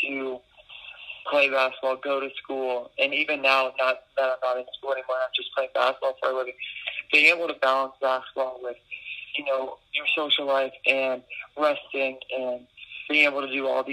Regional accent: New Orleans, Louisiana, United States; I'm from New Orleans

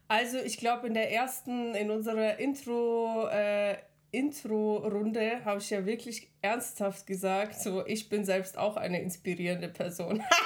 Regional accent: Regensburg, Bavaria, Germany; born or raised there; also born or lived in Kazakhstan

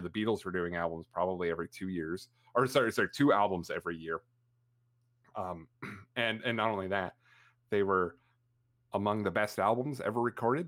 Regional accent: Canada; I'm Canadian, 'cause up here we have a band called

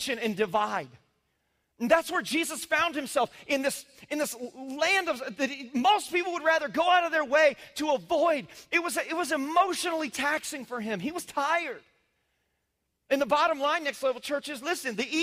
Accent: Indiana, United States; moved away; I was raised in the Midwest conservative world in cornfield country.

